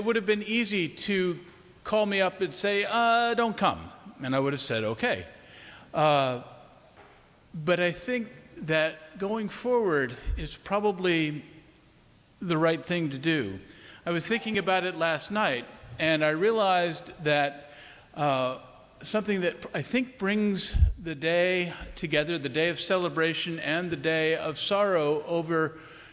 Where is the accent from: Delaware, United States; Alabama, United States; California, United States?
Delaware, United States; Wilmington; St. Andrew's Church in Wilmington, Delaware, my hometown